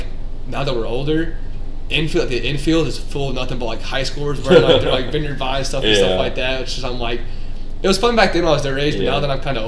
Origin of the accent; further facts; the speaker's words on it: Louisville, Kentucky, United States; We're from Louisville, Kentucky